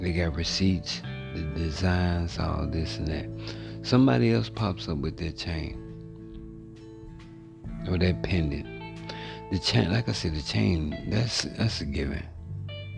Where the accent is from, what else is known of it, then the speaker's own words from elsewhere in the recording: Louisiana, United States; also born or lived in Monroe, Louisiana; now in Texas, United States; I'm from Louisiana